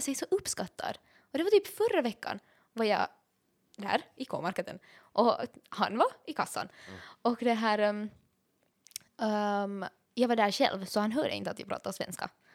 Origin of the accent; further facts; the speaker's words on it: Finland; jag var finlandssvensk